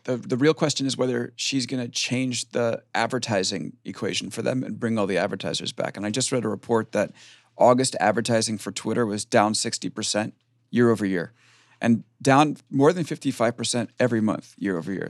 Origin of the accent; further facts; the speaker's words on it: Long Island, New York, United States; we're both from Long Island